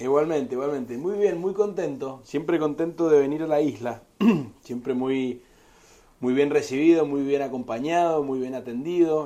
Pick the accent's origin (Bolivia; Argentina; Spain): Argentina; Yo que soy de argentino y que vengo del país de, la carne roja